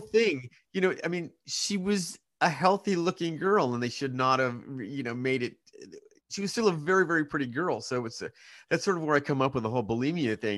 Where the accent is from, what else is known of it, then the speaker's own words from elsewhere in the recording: Hanford, California, United States; I was born in Hampford, California, which is an agricultural community in Central California.